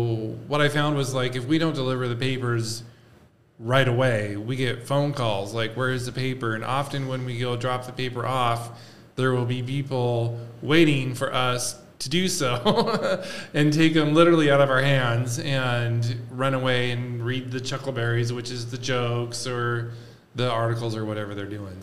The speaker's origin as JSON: {"language": "English", "town": "Spokane", "region": "Washington", "country": "United States", "tie": "born or raised there", "also_born_or_lived": "Seattle, Washington", "lives_now": "Davenport, United States", "said": "I was born and raised in Spokane"}